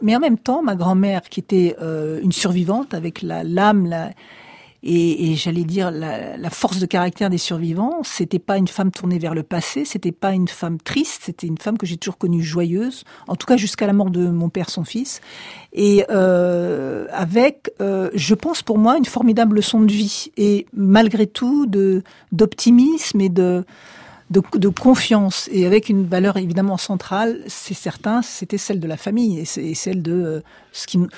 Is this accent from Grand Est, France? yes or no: no; Paris, Île-de-France, France; moi je suis née à Paris